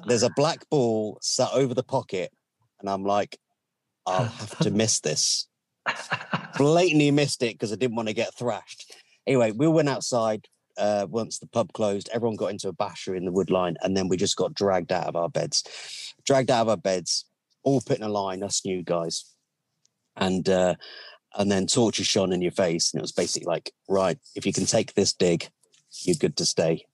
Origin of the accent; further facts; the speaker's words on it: Aldershot, South East England, United Kingdom; I was from Aldershot at the time. I was my parents were living in Aldershot